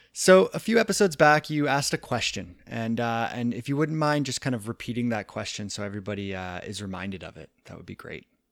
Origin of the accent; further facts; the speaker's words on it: Kitchener, Ontario, Canada; moved away; I grew up out east and and with my local trails in my hometown, the the cut out in Kitchener, Ontario.